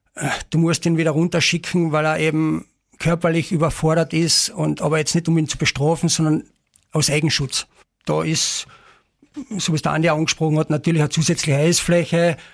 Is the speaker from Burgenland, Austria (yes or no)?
no; Carinthia, Austria; bei uns in Kärnten